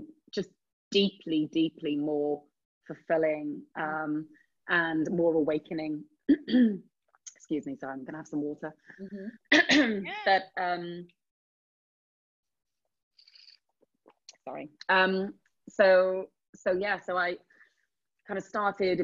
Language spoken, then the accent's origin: English; Wales, United Kingdom; moved away as an adult; I'm from a small town in Wales. I'm not from London